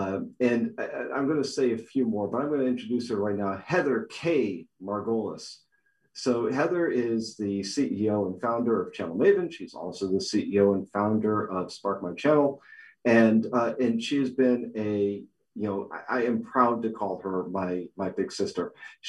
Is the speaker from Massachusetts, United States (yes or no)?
yes; Boston, Massachusetts, United States; moved away; I'm coming to you virtually from my hometown, Boston, where I eventually will find my way back to, as all good Bostonians do.